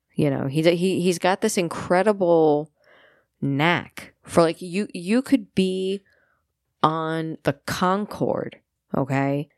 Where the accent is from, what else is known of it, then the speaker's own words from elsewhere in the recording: New York, United States; I am a New Yorker